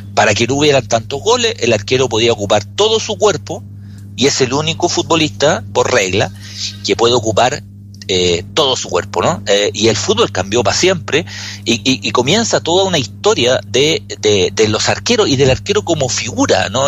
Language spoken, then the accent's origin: Spanish; Chile; nosotros somos chilenos